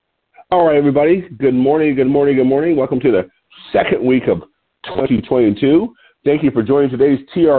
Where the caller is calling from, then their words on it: Lompoc, California, United States; I'm your host today. I'm calling in from Lompoc, California, which sits 54 miles north of Santa Barbara on California's beautiful central coast.